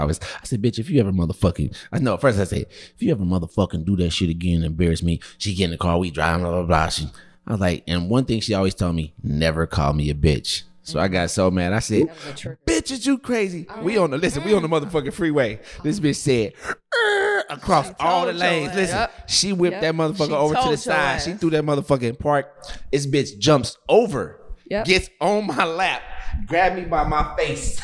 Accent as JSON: {"language": "English", "town": "Kansas City", "country": "United States", "said": "I'm from Kansas City."}